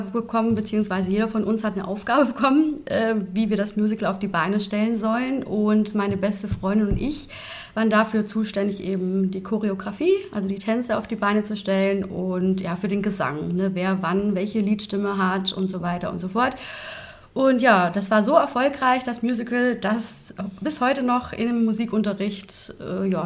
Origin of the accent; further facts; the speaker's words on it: Bavaria, Germany; now in Fulda, Germany; Aber klar, wenn man halt aufgewachsen ist im Allgäu und äh, Seen um sich hat und ähm, tolle Berge, ne? ist ja im Dreiländereck.